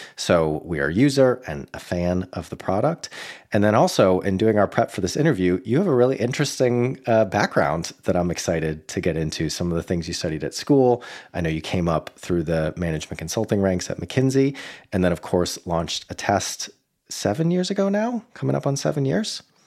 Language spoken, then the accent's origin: English; Boston, Massachusetts, United States; my hometown of Boston